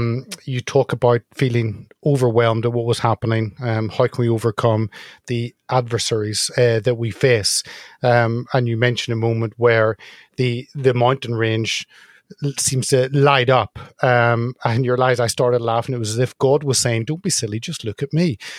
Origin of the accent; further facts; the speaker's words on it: Northern Ireland, United Kingdom; I'm Northern Irish